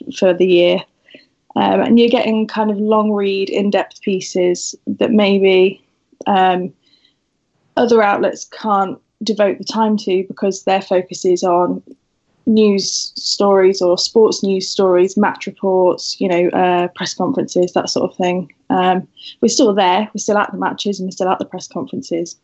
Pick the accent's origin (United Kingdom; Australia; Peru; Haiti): United Kingdom; Wiltshire, South West England; moved away as an adult; now in Sheffield, United Kingdom; I come from Wiltshire originally and sort of gradually moved up the country for uni